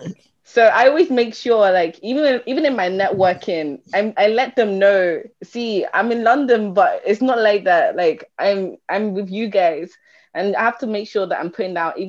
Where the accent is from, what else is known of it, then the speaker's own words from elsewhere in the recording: Kaduna, Kaduna State, Nigeria; I'm not Hausa. I'm from the northern part of Nigeria. I'm from Kaduna, but I'm from two minority tribes in Kaduna. So yeah, but obviously we predominantly speak Hausa.